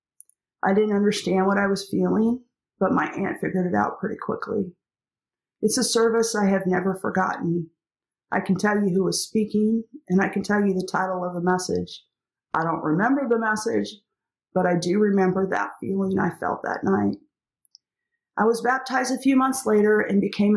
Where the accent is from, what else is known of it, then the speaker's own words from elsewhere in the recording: Eastern Washington, United States; Growing up in Eastern Washington in the midst of many grape vineyards